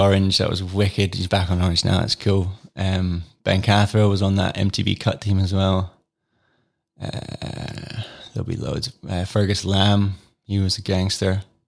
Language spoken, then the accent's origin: English; Fife, Scotland, United Kingdom; moved away as an adult; also born or lived in Cupar; now in Peebles, United Kingdom; Fife born and raised